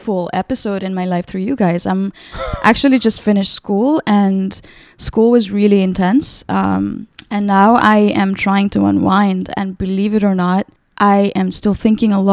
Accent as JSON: {"language": "English", "town": "Kathmandu", "region": "Bagmati", "country": "Nepal", "tie": "born or raised there", "moved": "as an adult", "lives_now": "New York, United States", "said": "I was born and raised in Nepal. I lived in Kathmandu all my life up until I was 24. Then I started living in New York full time."}